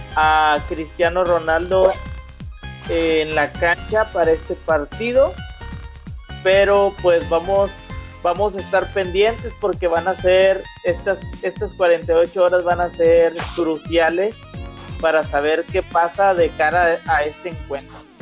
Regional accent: Monterrey, Nuevo León, Mexico; Yo tengo, como regiomontano

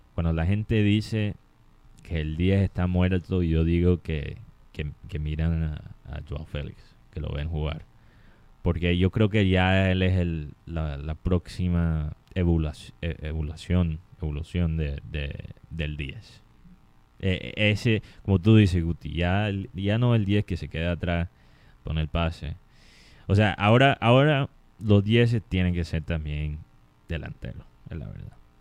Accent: Colombia; como colombiano

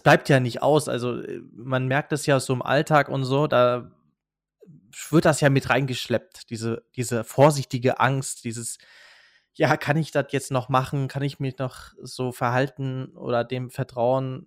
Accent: Rhineland-Palatinate, Germany; wir kommen ja aus Rheinland-Pfalz, wir sind auch nicht allzu weit weg von Kusel

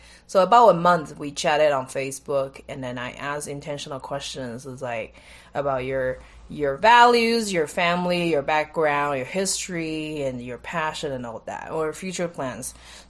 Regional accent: Taiwan; moved away as an adult; also born or lived in India; then I'm from Taiwan

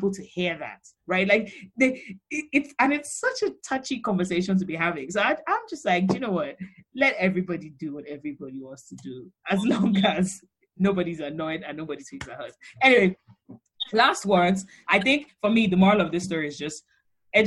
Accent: Nigeria; growing up in Nigeria, you don't really question it

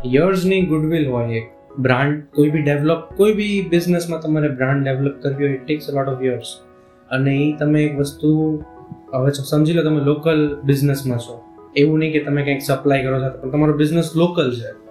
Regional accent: Bhavnagar, Gujarat, India; હું ભાવનગરનો છું

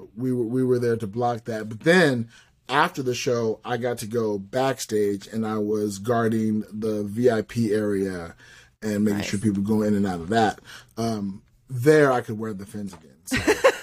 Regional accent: Rialto, California, United States; also born or lived in Fontana, California; I grew up in Rialto and then Fontana.

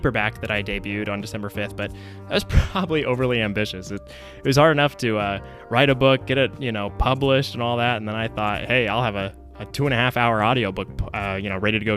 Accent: Tulsa, Oklahoma, United States; now in Oklahoma City, United States; I was born and raised in Tulsa

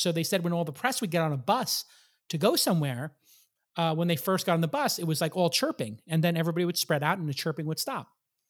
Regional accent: New York, United States; Enforcement of jaywalking in Santa Monica, I learned very early as a New Yorker, was enforced.

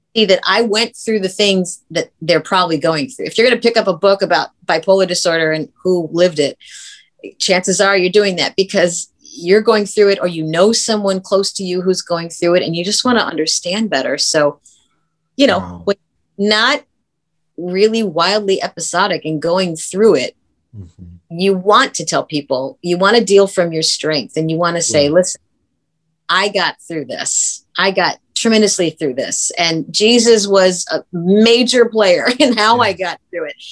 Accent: Brooklyn, Ohio, United States; moved away as an adult; also born or lived in Los Angeles; I was from Brooklyn, Ohio.

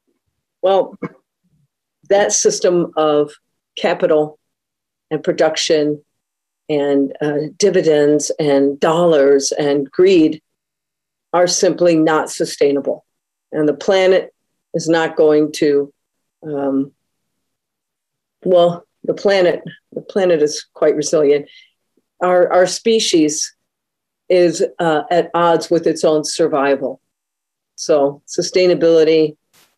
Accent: Detroit, Michigan, United States; I'm originally from the Metro Detroit area, and to grow up in Detroit in the 70s and 80s

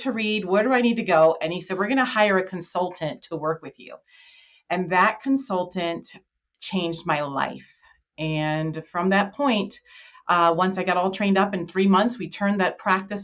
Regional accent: New Jersey, United States; moved away as an adult; now in Colorado, United States; I'm originally from New Jersey

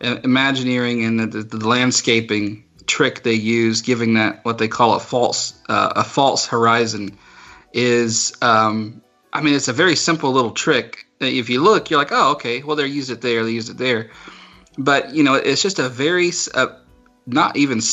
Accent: South Carolina, United States; the zoo I grew up going to in South Carolina

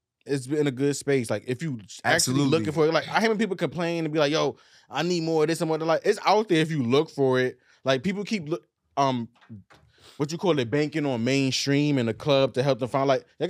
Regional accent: New York, United States; I'm from New York.

